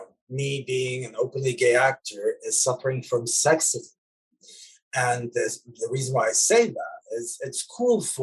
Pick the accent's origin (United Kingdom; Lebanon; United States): Lebanon; moved away; me growing up in Lebanon in the 80s